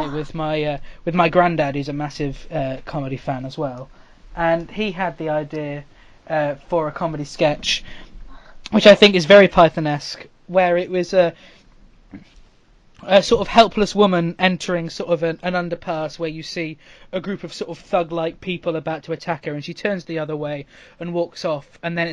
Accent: United Kingdom; as a Brit

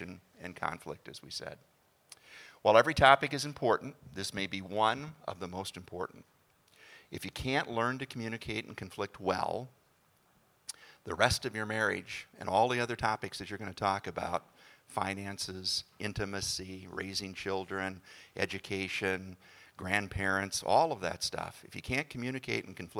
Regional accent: Hutchinson, Minnesota, United States; moved away as an adult; also born or lived in Montana; we were both born and raised in Hutchinson, Minnesota.

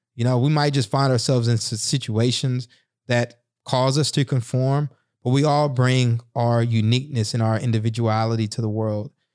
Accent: the South, United States; a black kid growing up in the South in a single parent home

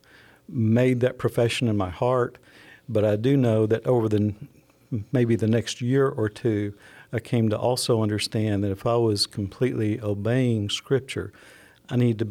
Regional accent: Franklin County, Alabama, United States; I grew up down in Franklin County, went to high school at Phil Campbell, graduated from there

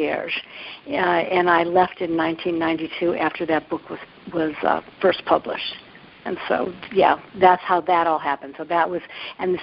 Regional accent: Cleveland, Ohio, United States; accent: Midwest; moved away as an adult; also born or lived in New York; now in San Francisco, United States; I grew up in the suburbs of Cleveland, Ohio

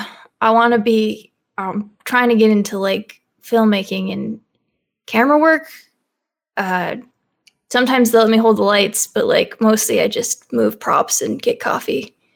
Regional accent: Michigan, United States; I'm from Michigan.

